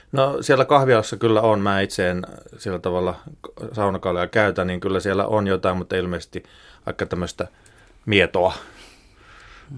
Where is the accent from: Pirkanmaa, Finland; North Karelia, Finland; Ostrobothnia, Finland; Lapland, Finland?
Ostrobothnia, Finland; Pohjanmaalta, mistä itse olen kotoisin